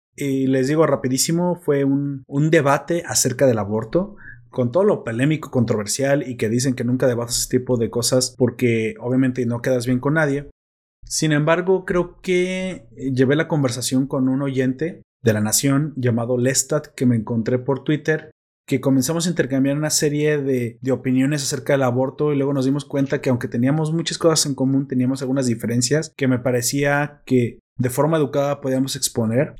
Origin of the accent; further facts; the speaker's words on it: Mexico; como soy mexicano